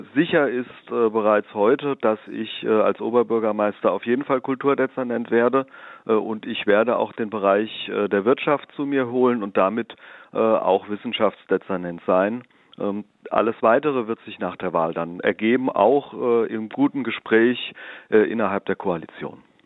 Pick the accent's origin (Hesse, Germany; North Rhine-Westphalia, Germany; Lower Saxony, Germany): Hesse, Germany; Darmstadt; ich bin äh, gebürtiger Darmstädter, 52 Jahre alt, äh, im Marienhospital äh, geboren, äh, in der Bessunger Dorfkirche getauft, äh, bin in Darmstadt zur Schule gegangen